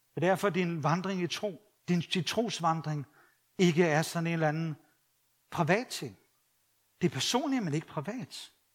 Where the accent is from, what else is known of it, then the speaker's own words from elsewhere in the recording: Copenhagen, Capital Region of Denmark, Denmark; jeg var københavner